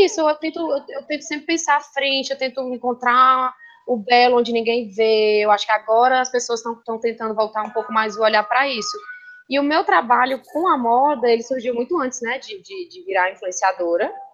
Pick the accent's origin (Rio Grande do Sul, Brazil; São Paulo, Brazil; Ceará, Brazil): Ceará, Brazil; Fortaleza; also born or lived in Barbalha; eu nasci no interior, mas eu vim para cá com um ano